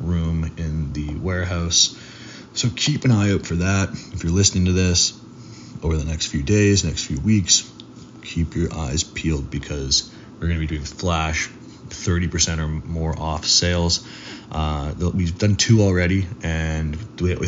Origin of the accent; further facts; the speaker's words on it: Toronto, Ontario, Canada; moved away as an adult; also born or lived in Miami; I recently got a condo in Toronto, which is my hometown where I grew up